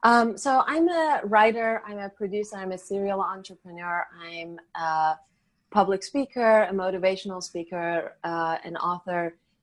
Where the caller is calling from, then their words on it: Los Angeles, California, United States; I'm talking from beautiful, sunny Southern California, Los Angeles, California.